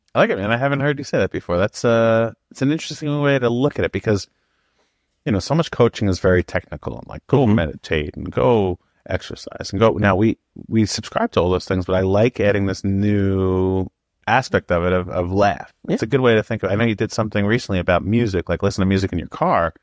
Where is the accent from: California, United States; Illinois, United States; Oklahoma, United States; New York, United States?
New York, United States; We're from New York